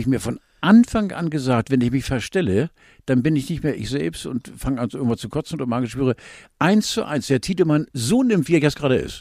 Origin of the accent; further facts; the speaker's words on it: Northern Germany, Germany; als wirklich als Norddeutscher mit blauen Augen